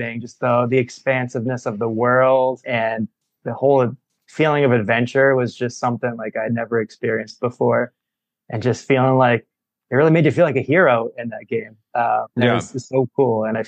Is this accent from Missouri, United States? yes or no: yes; St. Louis, Missouri, United States; now in Chicago, United States; I grew up in St. Louis